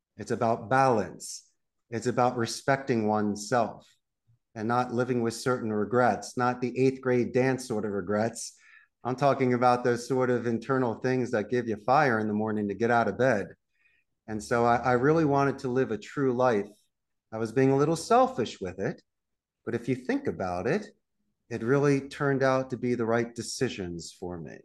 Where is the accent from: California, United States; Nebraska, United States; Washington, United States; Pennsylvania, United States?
Pennsylvania, United States; Philadelphia; moved away as an adult; also born or lived in Abington, Pennsylvania; now in Costa Rica; I'm also from Northeast Philadelphia